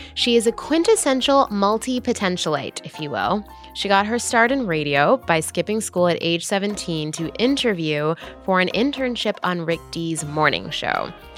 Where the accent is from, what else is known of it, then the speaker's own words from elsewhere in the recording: Canada; now in United States; I was born and raised in Canada